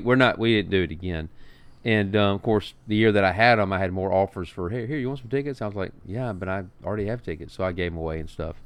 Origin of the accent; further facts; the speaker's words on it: Montgomery, Alabama, United States; I'm from Montgomery, Alabama.